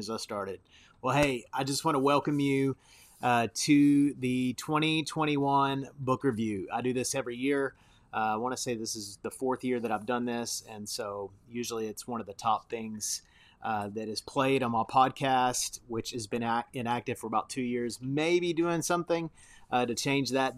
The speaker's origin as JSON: {"language": "English", "country": "United States", "said": "as a Westerner, as an American"}